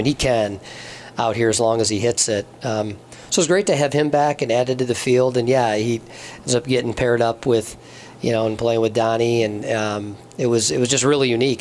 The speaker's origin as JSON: {"language": "English", "region": "Michigan", "country": "United States", "also_born_or_lived": "Wisconsin", "said": "I'm from Michigan, but played um, some college golf up there at Carthage College."}